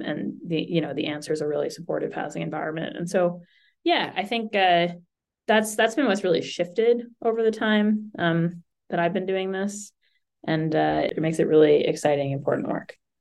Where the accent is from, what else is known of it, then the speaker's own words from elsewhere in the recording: Boston, Massachusetts, United States; I grew up in Boston